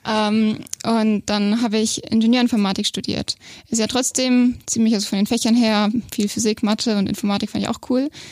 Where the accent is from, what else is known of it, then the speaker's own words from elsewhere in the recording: Bobingen, Bavaria, Germany; also born or lived in Augsburg; geboren in Augsburg, aber aufgewachsen in Bobingen